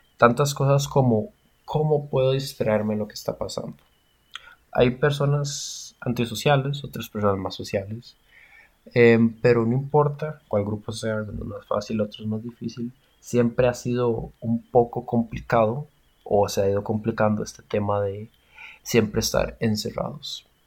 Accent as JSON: {"language": "Spanish", "country": "Costa Rica", "said": "como costarricenses"}